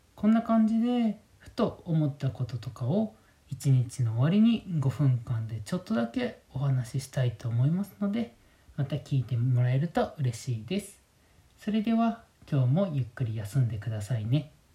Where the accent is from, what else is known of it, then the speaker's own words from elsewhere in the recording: Kyoto, Japan; moved away as an adult; also born or lived in Tokyo / Shirakawa-go, Gifu; now in Minamiechizen, Japan; 僕自身京都出身なんですけども